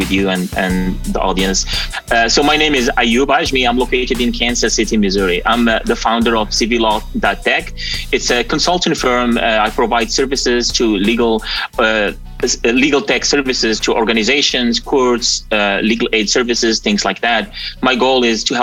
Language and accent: English; Morocco; moved away as an adult; now in United States; I'm originally from Morocco, so I moved to the US in 2017 after I won a green card lottery.